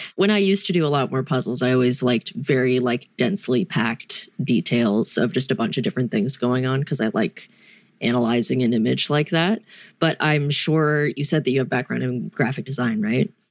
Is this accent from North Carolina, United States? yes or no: yes; North Carolina, United States; growing up in North Carolina